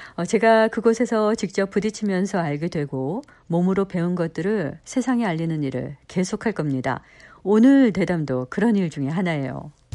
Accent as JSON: {"language": "Korean", "region": "Minnesota", "country": "United States", "tie": "born or raised there", "moved": "yes", "said": "저는 미국 미네소타에서 나고 자랐지만"}